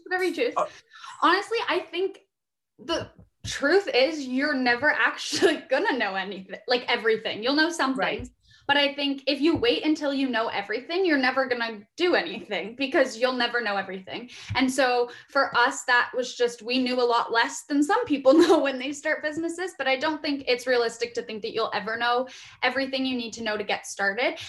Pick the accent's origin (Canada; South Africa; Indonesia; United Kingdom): Canada; Guelph, Ontario; moved away as an adult; also born or lived in Vancouver; I'm from Guelph, Ontario, here in Canada